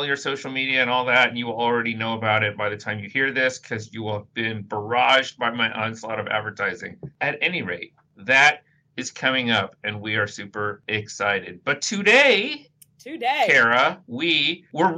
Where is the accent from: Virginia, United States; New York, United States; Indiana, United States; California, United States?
Indiana, United States; I'm from Indiana